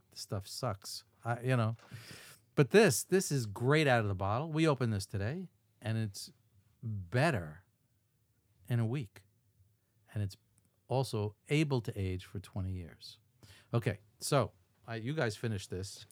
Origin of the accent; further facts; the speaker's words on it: Levittown, New York, United States; my hometown